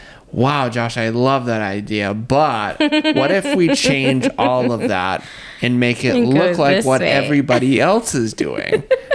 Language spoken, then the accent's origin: English; United States; I'm American.